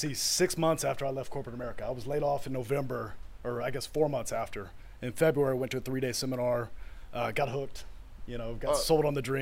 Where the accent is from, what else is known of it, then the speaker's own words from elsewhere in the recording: Houston, Texas, United States; I was born and raised in, well, not born and raised in Copperfield, but I grew up in Copperfield